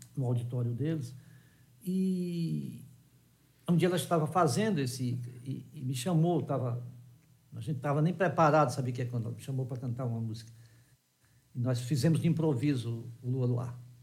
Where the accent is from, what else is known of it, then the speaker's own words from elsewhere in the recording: Ceará, Brazil; eu sou cearense